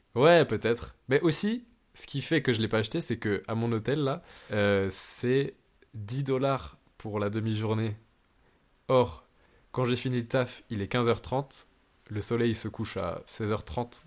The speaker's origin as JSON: {"language": "French", "town": "Lille", "region": "Hauts-de-France", "country": "France", "moved": "as an adult", "lives_now": "Australia", "said": "je viens de Lille"}